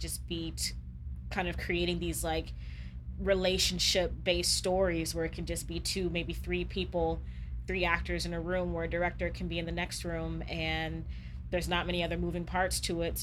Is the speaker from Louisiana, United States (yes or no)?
yes; Louisiana, United States; now in Chicago, United States; we come from the Deep South, from Louisiana